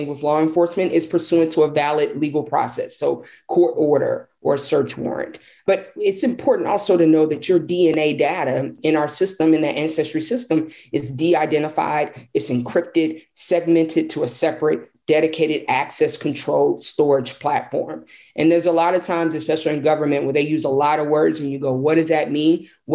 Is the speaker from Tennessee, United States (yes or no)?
yes; Nashville, Tennessee, United States; I'm a sixth generation Nashvillean